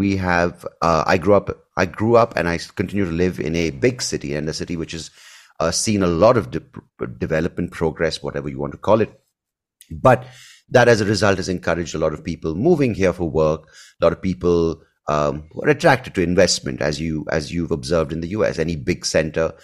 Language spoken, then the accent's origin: English; Bangalore, Karnataka, India; I grew up in Bangalore